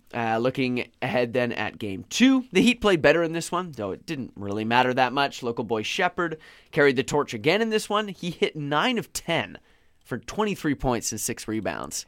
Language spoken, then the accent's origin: English; Victoria, British Columbia, Canada; I'm from Victoria. I'm a Victoria native.